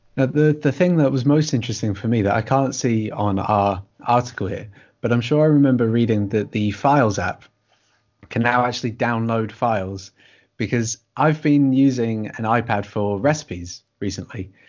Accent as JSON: {"language": "English", "country": "United Kingdom", "said": "we're both British writers"}